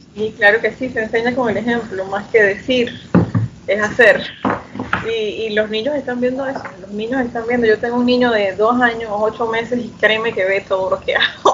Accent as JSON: {"language": "Spanish", "region": "Chiriquí", "country": "Panama", "also_born_or_lived": "Panama City, Panama", "said": "Yo también soy del interior, yo soy de Chiriquí. Vivo en Chiriquí ahorita mismo, regresé."}